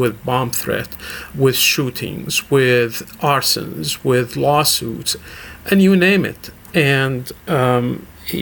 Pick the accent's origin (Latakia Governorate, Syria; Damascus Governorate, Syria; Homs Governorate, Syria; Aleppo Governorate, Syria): Damascus Governorate, Syria; Damascus; moved away as an adult; also born or lived in Murfreesboro, Tennessee; now in United States; I left my country 40 years ago. I was born and raised in Damascus, Syria